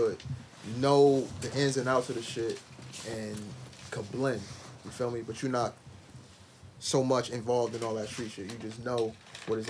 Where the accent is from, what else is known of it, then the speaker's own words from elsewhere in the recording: Paterson, New Jersey, United States; all of us here, we grew up in Patterson.